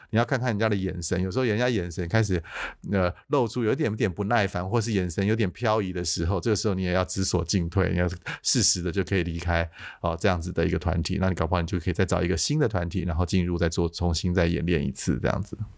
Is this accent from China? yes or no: no; Taiwan; 我们台湾人